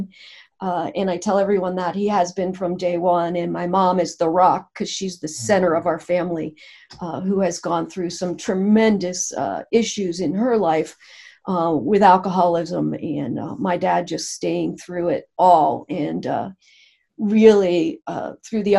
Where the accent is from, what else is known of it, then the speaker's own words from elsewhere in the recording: Camp Hill, Pennsylvania, United States; moved away as an adult; also born or lived in Harrisburg, Pennsylvania; now in Washington, D.C., United States; I'm from that area, Camp Hill. I grew up there, went to school there, stayed in Pennsylvania until soon after 9/11